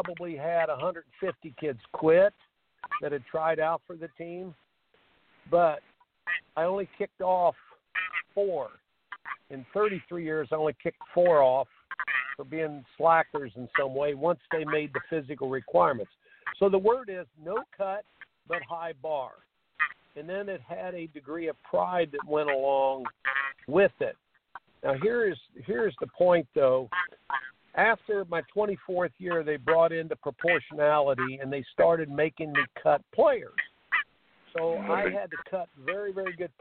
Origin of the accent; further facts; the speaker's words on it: Indiana, United States; I grew up in Indiana